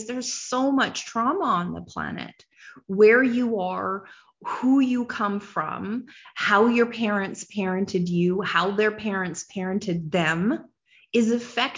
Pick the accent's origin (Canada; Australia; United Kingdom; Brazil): Canada; as a nation, I'm a Canadian